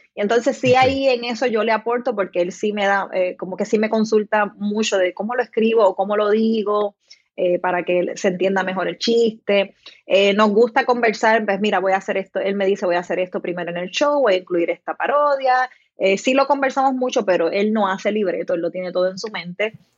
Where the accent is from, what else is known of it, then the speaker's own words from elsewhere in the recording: Salinas, Puerto Rico; also born or lived in Guayama, Puerto Rico; now in Juncos, Puerto Rico; yo nací en Guayama, pero eh, crecí toda mi infancia en el pueblo de Salinas, así que soy